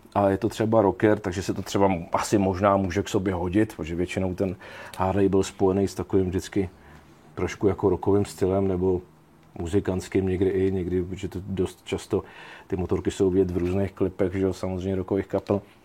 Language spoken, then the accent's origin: Czech; Jistebnice, South Bohemian Region, Czechia; Já jsem původem vlastně Jihočech, eh, kousíček od tábora v Jistebnici